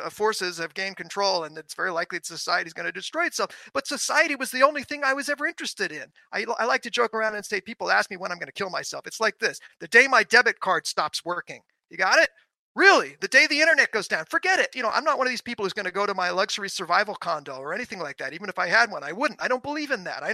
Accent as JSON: {"language": "English", "town": "New York City", "region": "New York", "country": "United States", "tie": "born or raised there", "said": "I grew up in New York City, where everyone is domesticated"}